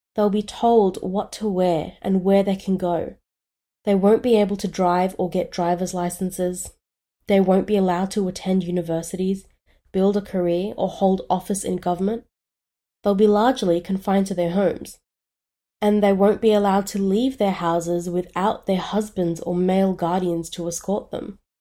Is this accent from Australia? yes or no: yes; Australia; I was born in Australia